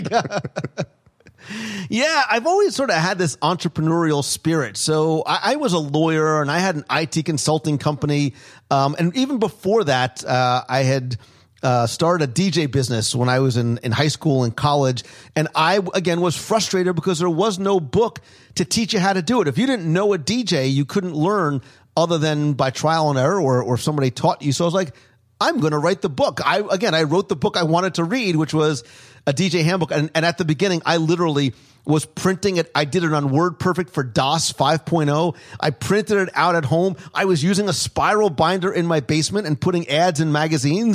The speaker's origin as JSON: {"language": "English", "region": "New Jersey", "country": "United States", "tie": "born or raised there", "said": "I grew up in Jersey"}